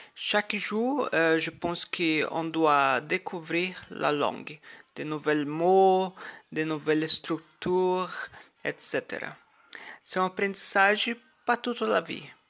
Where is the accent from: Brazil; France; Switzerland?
Brazil; first language Portuguese; French is a second language; je viens do Brasil, j'habite plus précisément à Brasília, la capitale du pays